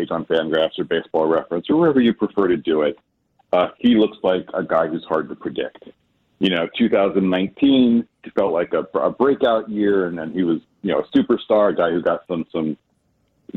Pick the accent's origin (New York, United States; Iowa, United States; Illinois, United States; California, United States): Illinois, United States; Chicago; I grew up in Chicago, so I grew up in the 80s Chicago punk rock scene